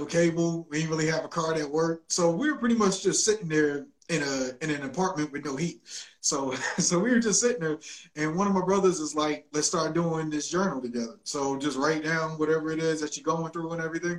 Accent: Willingboro, New Jersey, United States; now in Atlanta, United States; a guy from Willingboro, New Jersey, where I'm from, a lot of people think it's Philly, but no, I am from New Jersey

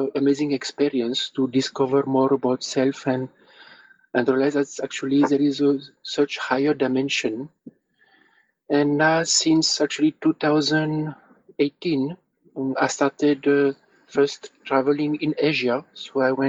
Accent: France; moved away as an adult; also born or lived in India; I come from France

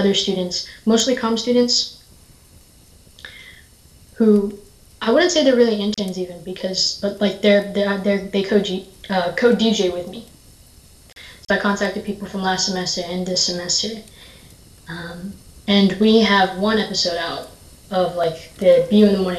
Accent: Raleigh, North Carolina, United States; moved away as an adult; now in Boston, United States; I'm from Raleigh, North Carolina

